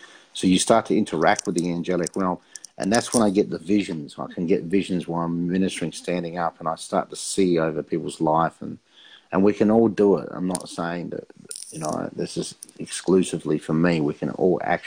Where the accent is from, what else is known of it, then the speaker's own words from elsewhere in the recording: Adelaide, South Australia, Australia; I was actually in my hometown